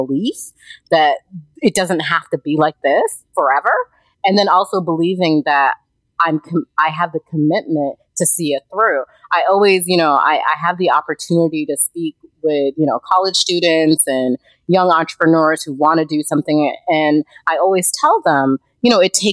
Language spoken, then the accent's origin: English; United States; moved away; I am from America